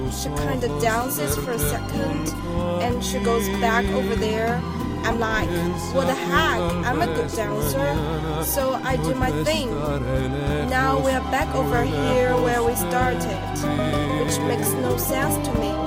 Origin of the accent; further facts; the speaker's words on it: Liverpool, North West England, United Kingdom; born there; now in United States; I was born in Liverpool, England. And I've spent most of my life, my wonderful life, here in America.